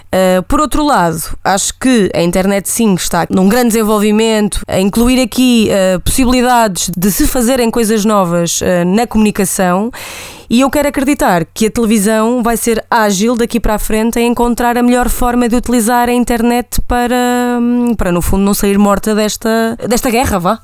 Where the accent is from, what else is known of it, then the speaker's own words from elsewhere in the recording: Santa Maria da Feira, Norte, Portugal; tens uma nortenha a falar contigo